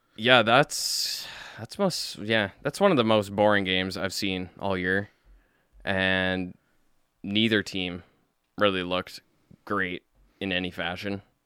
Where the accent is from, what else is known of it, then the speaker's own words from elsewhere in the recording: Calgary, Alberta, Canada; we're from Calgary